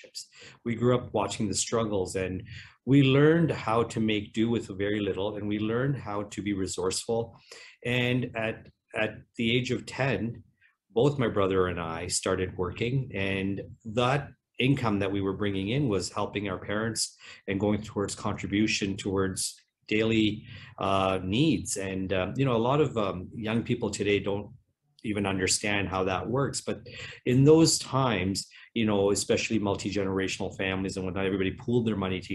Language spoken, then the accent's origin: English; Cambridge, Ontario, Canada; born or raised there; also born or lived in England